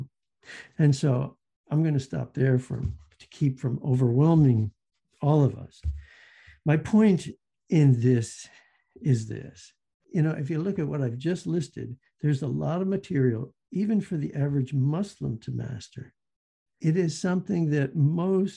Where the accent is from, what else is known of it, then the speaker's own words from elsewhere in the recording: the South, United States; moved away as an adult; also born or lived in Minnesota; I grew up in the South, so I understand we had Catholics and we had Baptists